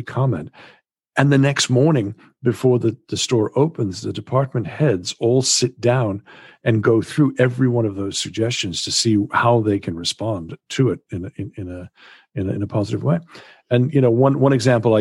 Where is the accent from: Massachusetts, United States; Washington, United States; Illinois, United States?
Massachusetts, United States; moved away as an adult; now in Wales, United Kingdom; I grew up in Massachusetts in the United States